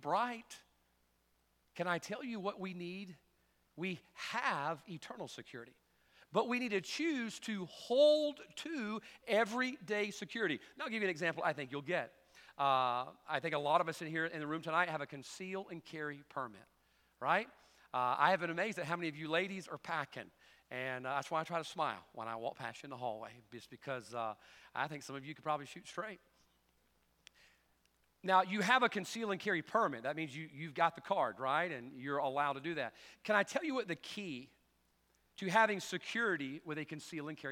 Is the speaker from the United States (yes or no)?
yes; the Bible Belt, United States; growing up in the Bible Belt.